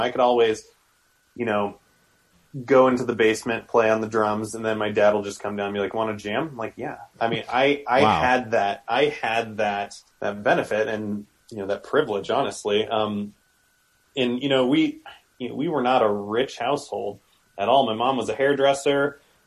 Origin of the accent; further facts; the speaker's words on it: Omaha, Nebraska, United States; now in Denver, United States; I grew up in Omaha